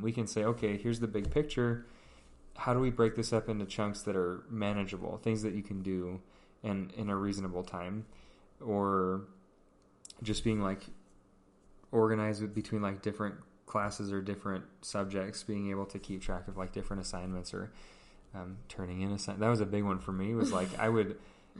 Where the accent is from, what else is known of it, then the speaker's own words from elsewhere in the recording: Pacific Northwest, United States; so I grew up in the Northwest, and there's lots of cougars.